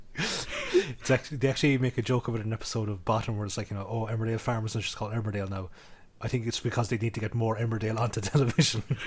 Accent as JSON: {"language": "English", "country": "Ireland", "said": "we're Irish"}